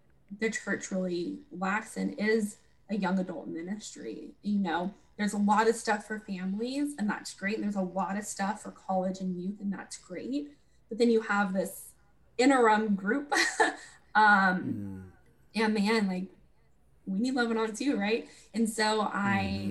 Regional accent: Austin, Texas, United States; also born or lived in Washington; I didn't want to come back to Austin

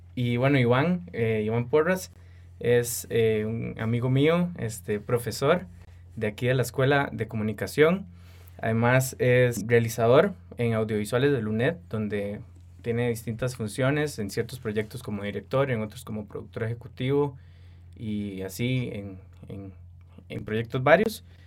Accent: Costa Rica; los productores audiovisuales ticos

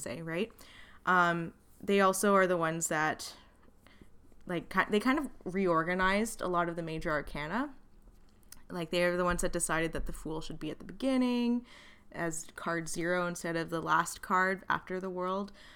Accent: Wales, United Kingdom; I'm also Welsh.

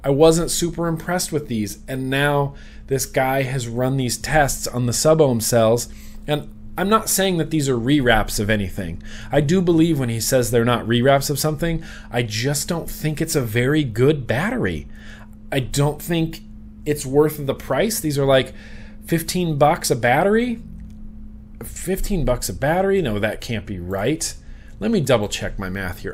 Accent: United States; I grew up in Lake Tahoe

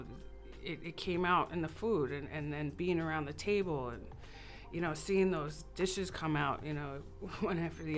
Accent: New York, United States; moved away as an adult; Well, I'm a transplant from New York.

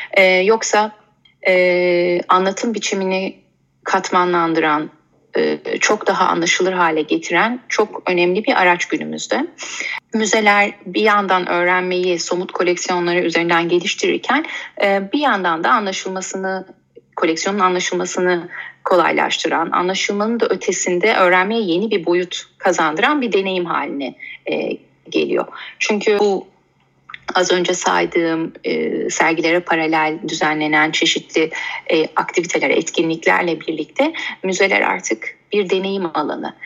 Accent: Istanbul, Turkey; ben e, 1983 İstanbul doğumluyum.

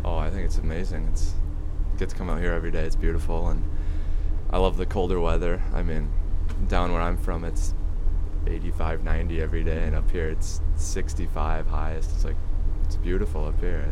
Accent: Becker, Minnesota, United States; I'm from a town called Becker, Minnesota. Uh, it's down in central Minnesota

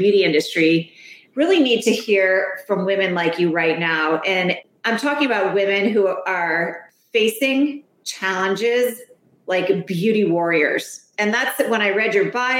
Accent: East Coast, United States; now in Palm Springs, United States; I'm an East Coast girl.

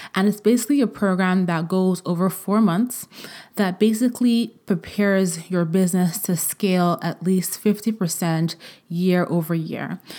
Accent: Vienna, Austria; moved away; I was born in Vienna. I went to college in Vienna. Um, I went to grade school in Vienna, partially.

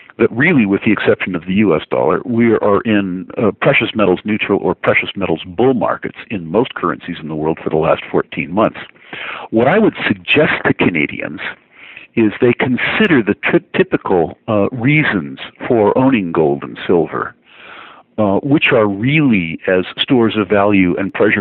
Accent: United States; as an American

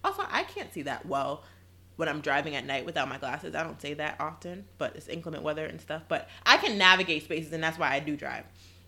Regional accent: Queens, New York, United States; And we come from Queens.

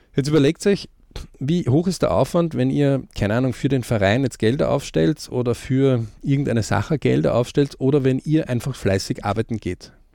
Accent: Austria; bei uns in Österreich

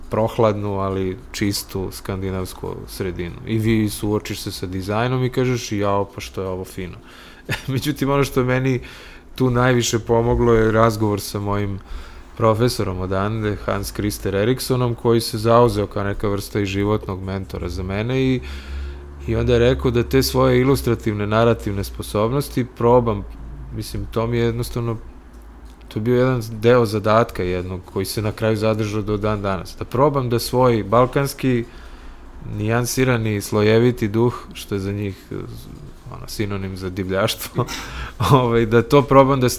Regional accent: Belgrade, Serbia; also born or lived in Sweden; odavde iz Beograda sam otišao 92 da dovršim studije u Švedsku

